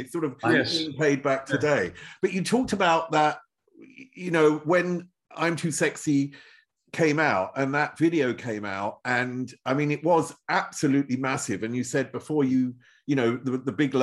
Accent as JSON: {"language": "English", "region": "England", "country": "United Kingdom", "said": "I'm English"}